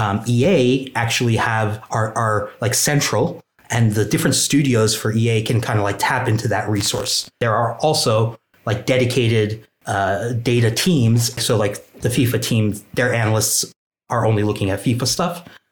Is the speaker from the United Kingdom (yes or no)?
no; Turkey; now in United States; My technical title is a senior business and gameplay analyst, and I'm originally from Turkey. I did all my schooling on the East Coast of the United States.